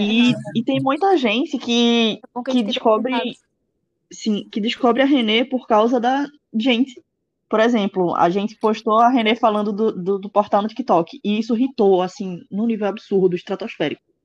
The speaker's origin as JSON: {"language": "Portuguese", "region": "Pernambuco", "country": "Brazil", "said": "eu sou de Pernambuco"}